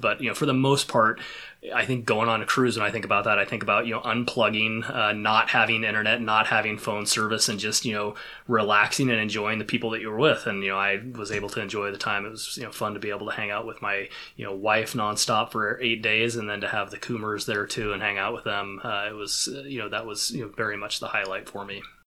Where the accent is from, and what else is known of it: Pacific Northwest, United States; born or raised there